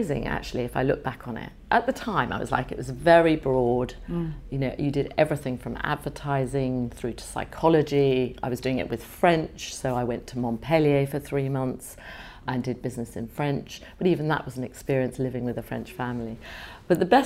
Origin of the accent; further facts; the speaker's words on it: London, United Kingdom; also born or lived in Canada / Ealing; I was born in Canada. My parents went there from Holland. It was the land of golden opportunity. And I was born there, felt very Canadian, but came to England where my grandmother lived when I was 5. And so really, I feel I'm a Londoner